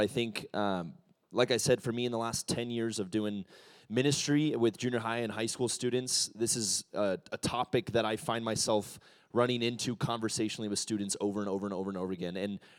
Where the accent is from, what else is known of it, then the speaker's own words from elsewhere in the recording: Ecuador; I'm a missionary kid. I grew up in Ecuador. I'm a pastor's kid.